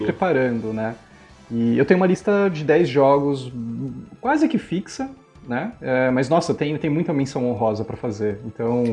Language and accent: Portuguese; São Paulo, Brazil; Eu sou daqui de São Paulo